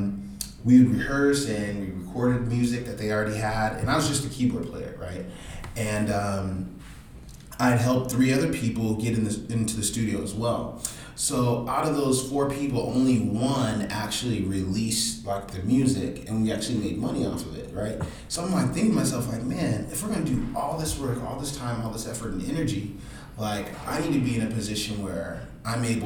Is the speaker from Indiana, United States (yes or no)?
no; Detroit, Michigan, United States; I'm from Detroit